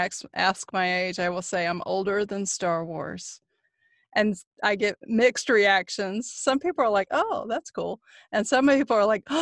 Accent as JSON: {"language": "English", "region": "North Carolina", "country": "United States", "tie": "born or raised there", "said": "Growing up in North Carolina"}